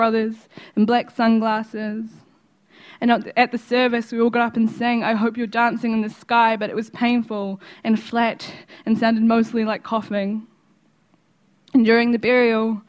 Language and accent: English; Wellington, New Zealand; I'm from New Zealand. I'm Māori. I'm from places of Wellington.